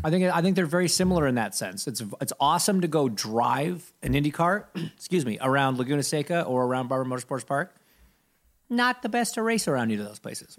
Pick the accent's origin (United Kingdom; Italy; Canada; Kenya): Canada; I'm Canadian